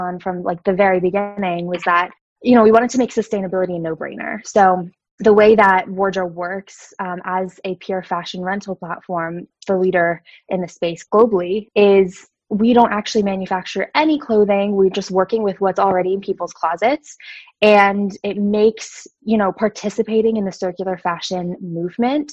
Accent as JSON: {"language": "English", "town": "Allentown", "region": "Pennsylvania", "country": "United States", "tie": "born or raised there", "also_born_or_lived": "New York City", "moved": "as an adult", "lives_now": "New York, United States", "said": "I grew up in Lehigh Valley in Allentown, Pennsylvania."}